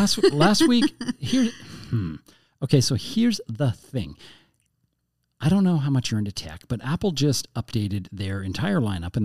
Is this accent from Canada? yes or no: yes; Canada; Yeah, we're Canadian.